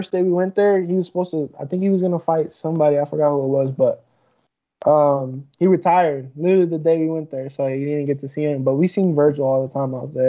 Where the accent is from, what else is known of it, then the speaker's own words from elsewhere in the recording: Sacramento, California, United States; I grew up in Sacramento